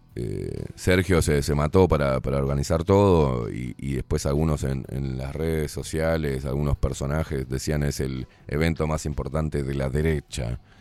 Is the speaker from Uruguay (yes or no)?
yes; Uruguay; nacemos acá y es nuestra identidad